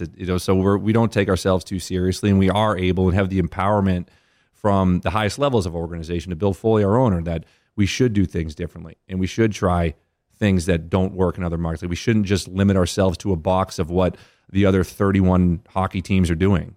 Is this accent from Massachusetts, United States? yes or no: yes; Boston, Massachusetts, United States; moved away as an adult; now in Las Vegas, United States; growing up in Boston